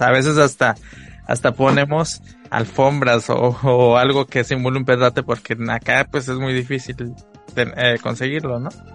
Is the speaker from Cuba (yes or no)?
no; Guerrero, Mexico; now in Tijuana, Mexico; yo crecí, mi infancia la viví allá en Guerrero